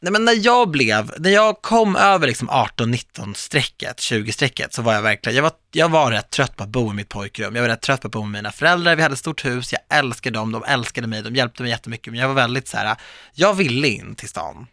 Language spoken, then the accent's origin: Swedish; Viksjö, Stockholm suburbs, Stockholm County, Sweden; jag växte upp i mitt hus i förorten